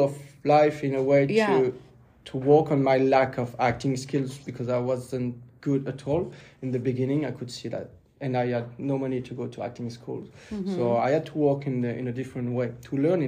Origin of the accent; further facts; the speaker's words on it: Megève, Auvergne-Rhône-Alpes, France; English is a second language; moved away; I'm coming from Megève. It's a ski station in France, like a very tiny village in the Alps next to Switzerland. So I grew up there.